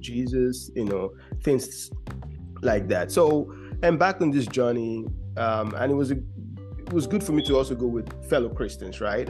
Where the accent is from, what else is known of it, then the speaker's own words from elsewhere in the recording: Georgia, United States; I'm from Georgia